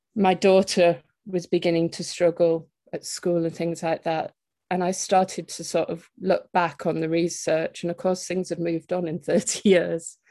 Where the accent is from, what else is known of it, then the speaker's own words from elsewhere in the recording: Teesside, North East England, United Kingdom; moved away; I'm originally from the Teesside area, but I've lived away for it for quite a long time and returned back here about three years ago